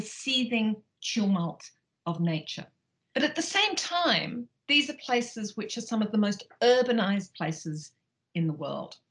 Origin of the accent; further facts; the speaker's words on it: Australia; moved away; as you probably can tell from my accent, I grew up in Australia